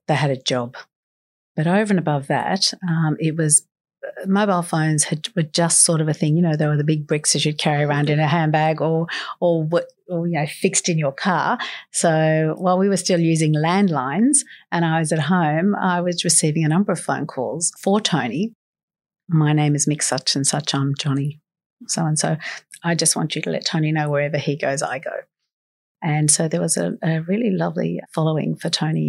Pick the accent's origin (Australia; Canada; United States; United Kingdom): Australia; Sydney, New South Wales; also born or lived in Carlton, Sydney; I grew up in Guymere Bay. I'm a girl from the Shire, born in Royal Prince Alfred Hospital